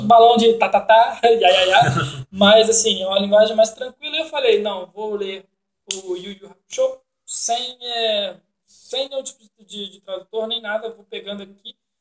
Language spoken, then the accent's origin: Portuguese; Brazil